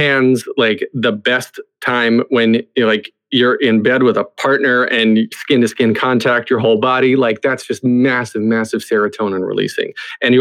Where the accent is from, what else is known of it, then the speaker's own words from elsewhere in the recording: the South, United States; I grew up in the South